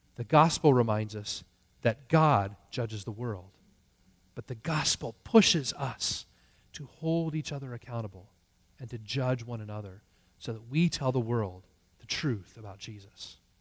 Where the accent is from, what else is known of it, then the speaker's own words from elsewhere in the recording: United States; as American Christians